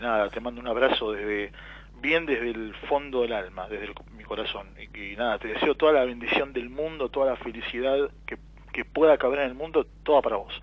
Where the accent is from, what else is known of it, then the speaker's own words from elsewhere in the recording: Buenos Aires, Argentina; Yo soy de Mataderos